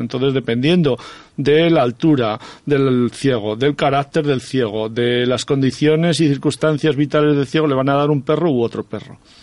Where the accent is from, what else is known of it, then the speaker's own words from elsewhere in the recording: Soria, Castile and León, Spain; moved away; also born or lived in Aragon; mi pueblo de Soria